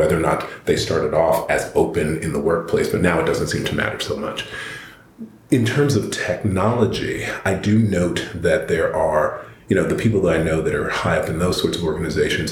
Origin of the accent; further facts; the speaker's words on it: American South, United States; moved away as an adult; also born or lived in Northeast US / Eastern Seaboard; I grew up in the American South